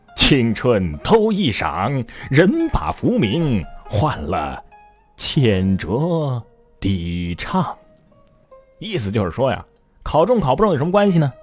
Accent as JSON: {"language": "Chinese", "town": "Xiangyang", "region": "Hubei", "country": "China", "tie": "born or raised there", "said": "襄阳啊，是我的家乡"}